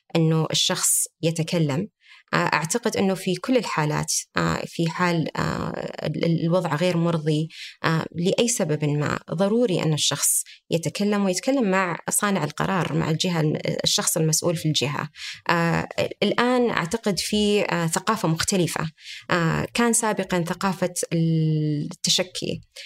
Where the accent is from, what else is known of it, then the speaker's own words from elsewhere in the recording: Saudi Arabia; عندنا في المملكة العربية السعودية